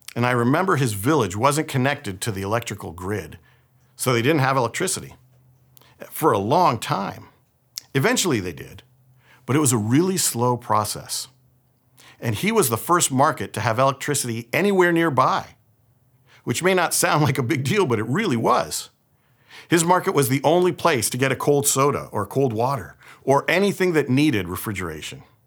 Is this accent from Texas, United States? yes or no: no; San Francisco, California, United States; I was born here in San Francisco and raised here in the Bay Area